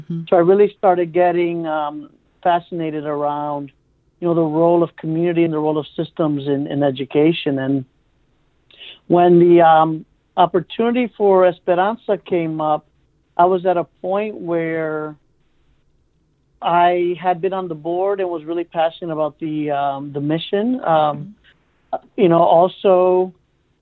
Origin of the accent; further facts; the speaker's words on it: Cleveland, Ohio, United States; I came to Cleveland in the early 80s at the age of five with my mom and brother.